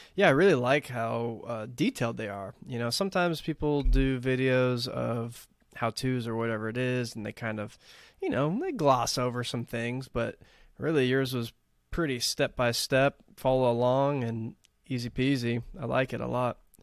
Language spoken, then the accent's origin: English; Texas, United States; also born or lived in Los Angeles area, California; now in California, United States; growing up in Texas